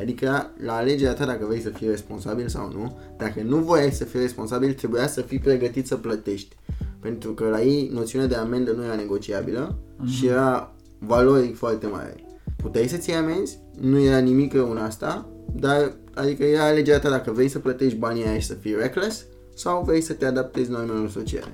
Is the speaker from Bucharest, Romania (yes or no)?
yes; Bucharest, Romania; moved away as an adult; also born or lived in Germany; sunt din București, România